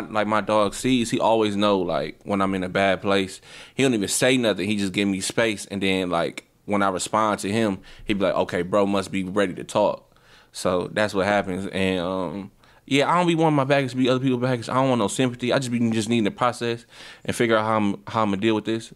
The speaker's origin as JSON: {"language": "English", "town": "Milwaukee", "region": "Wisconsin", "country": "United States", "said": "I'm an artist from Milwaukee, Wisconsin"}